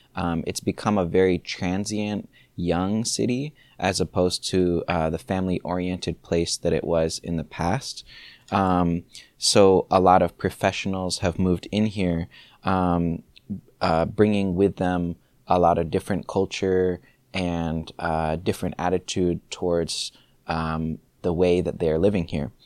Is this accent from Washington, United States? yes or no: yes; Seattle, Washington, United States; I grew up here in Seattle. Um, I grew up in the Madison Valley neighborhood